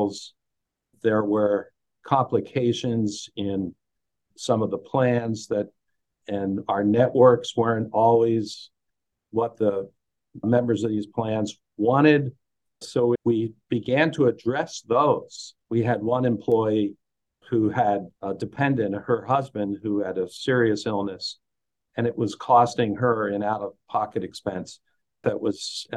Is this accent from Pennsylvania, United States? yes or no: yes; Lehigh Valley, Pennsylvania, United States; I'm from the Lehigh Valley area of Pennsylvania